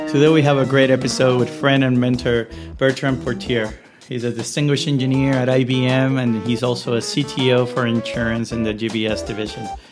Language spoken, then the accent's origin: English; Puerto Rico; I'm originally from Puerto Rico